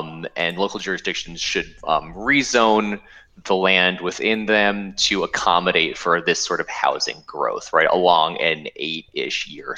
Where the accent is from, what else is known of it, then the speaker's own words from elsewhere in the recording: East Bay, California, United States; I'm from the East Bay originally